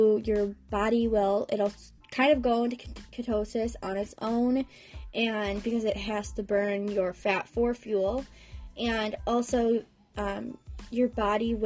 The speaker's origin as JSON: {"language": "English", "region": "Wisconsin", "country": "United States", "said": "I'm from Wisconsin"}